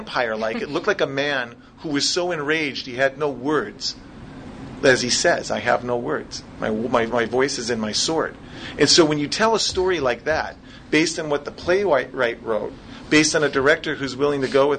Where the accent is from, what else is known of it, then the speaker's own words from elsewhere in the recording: Minnesota, United States; I'm from Minnesota, so that's what I sound like when I'm asking questions